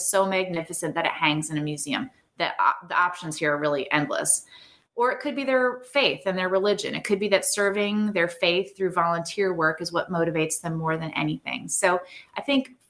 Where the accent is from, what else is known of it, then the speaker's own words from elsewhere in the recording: Minnesota, United States; I grew up in the countryside of Minnesota